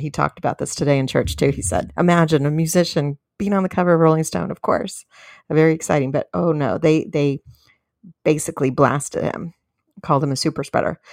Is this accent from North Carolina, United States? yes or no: no; San Diego, California, United States; moved away as an adult; now in Fort Worth, United States; in California, in my hometown, San Diego